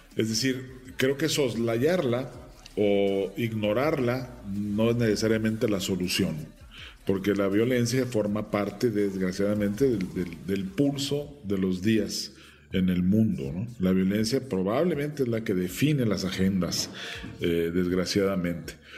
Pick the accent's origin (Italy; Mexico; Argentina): Mexico; siendo un actor mexicano, con una trayectoria en cine mexicano